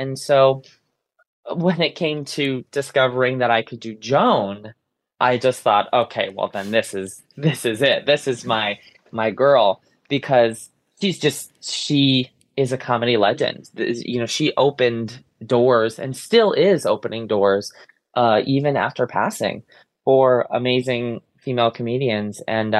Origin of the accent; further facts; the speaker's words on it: Ansonia, Connecticut, United States; I grew up in a very small town in Connecticut. I grew up in Ansonia. I still live in Ansonia. I want to say it's the second smallest city in the state.